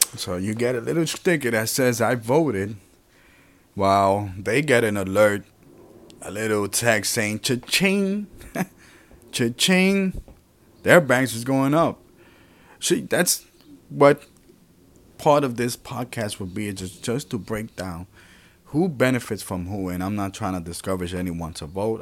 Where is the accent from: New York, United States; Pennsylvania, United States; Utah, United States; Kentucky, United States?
New York, United States; New York City; also born or lived in Puerto Rico; I was born in Puerto Rico and raised here in New York City, well, primarily in the Bronx